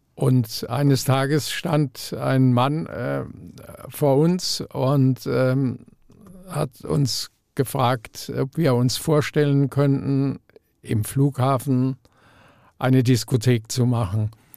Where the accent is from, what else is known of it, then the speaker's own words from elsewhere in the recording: Mannheim, Baden-Württemberg, Germany; also born or lived in Frankfurt; now in Neu-Isenburg, Germany; ich komme aus Mannheim